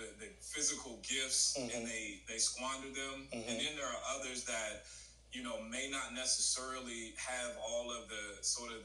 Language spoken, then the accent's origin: English; St. Louis, Missouri, United States; moved away; also born or lived in Southern California / San Jose; I'm originally from St. Louis, Missouri